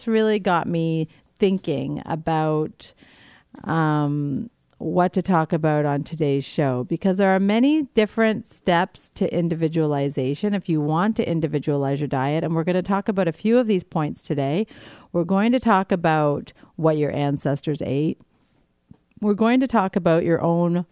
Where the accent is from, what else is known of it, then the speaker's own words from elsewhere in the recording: New Brunswick, Canada; now in New York City, United States; I grew up in New Brunswick, Canada, so it's not like it's foreign to me. It is actually home in many ways